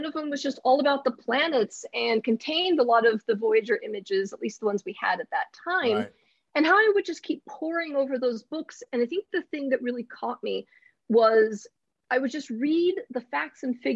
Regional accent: Southern California, United States; I grew up in Southern California

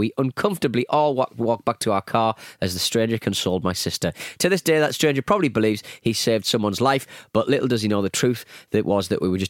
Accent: Cleveland, Ohio, United States; I grew up in Cleveland, Ohio.

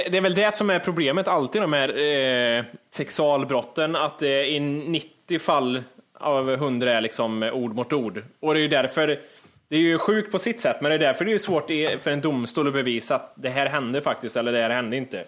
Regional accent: Kristinehamn, Värmland, Sweden; moved away; från det jag föddes till det jag flyttade från Kristinehamn.

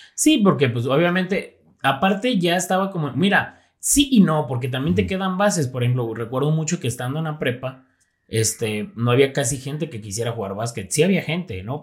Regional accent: Zapotlanejo, Jalisco, Mexico; also born or lived in Guadalajara; toda mi vida la he vivido aquí en Zapotlanejo

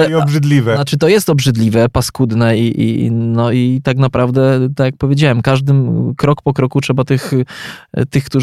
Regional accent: Poland

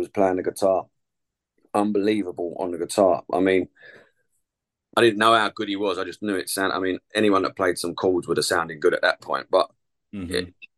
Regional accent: Chingford, London, United Kingdom; also born or lived in Epping; I'm from Chingford. I was born in Epping, but I've spent my whole life living in the same place in Chingford

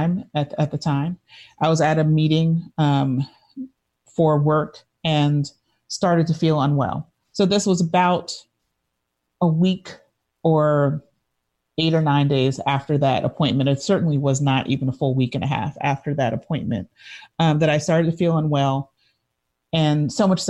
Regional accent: New York City, New York, United States; my entire life of growing up in New York City

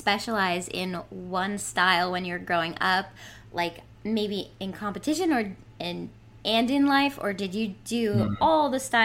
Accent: Massachusetts, United States; I'm from Massachusetts

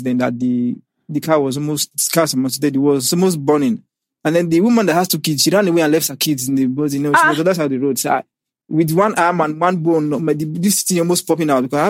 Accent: Edo, Nigeria; Yeah, my secondary primary school was basically in the village. I'm from Edo State.

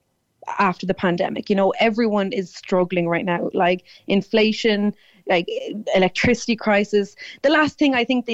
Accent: Tipperary, Munster, Ireland; now I'm from Tipperary

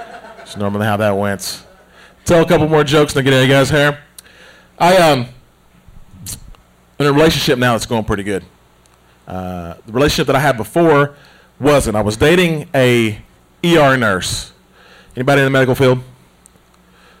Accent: United States; Growing up in Smoky Mountains

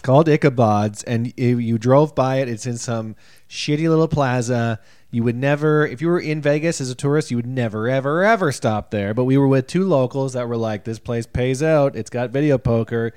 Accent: Canada; we've been labeled Canadians when we come off stage, even though we don't say we're Canadian on stage

